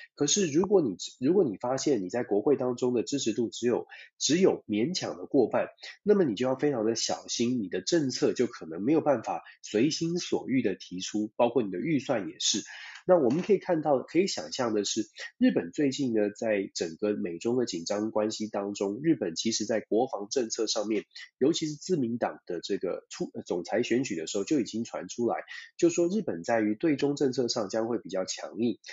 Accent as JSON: {"language": "Chinese", "country": "Taiwan", "said": "因为我是台湾人"}